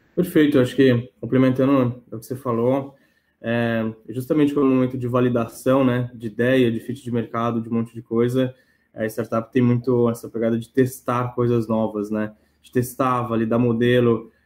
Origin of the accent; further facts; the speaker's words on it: São Paulo, Brazil; moved away as an adult; now in Joinville, Brazil; eu sou natural de São Paulo, né, mas estou morando aqui em Joinville